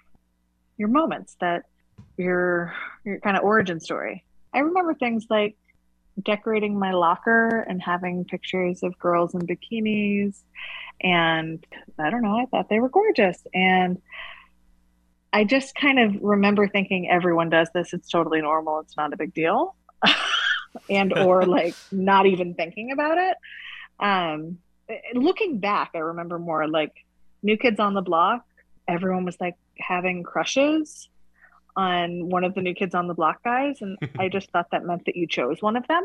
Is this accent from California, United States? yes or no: yes; Gualala, California, United States; I was born in Wallala, in the living room of the same house where my parents still live